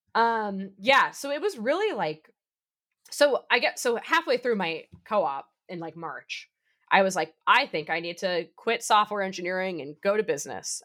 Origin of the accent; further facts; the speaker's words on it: Boston, Massachusetts, United States; I'm from the Boston area